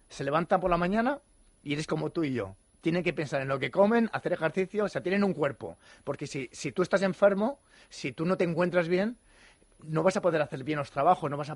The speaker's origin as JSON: {"language": "Spanish", "town": "Santa Monica", "region": "California", "country": "United States", "said": "Mira, yo vengo de Santa Mónica, de Los Ángeles, y es una revolución"}